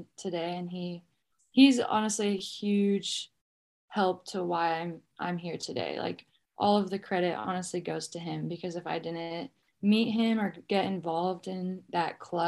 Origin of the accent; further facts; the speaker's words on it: Boise, Idaho, United States; I grew up in Boise, Idaho.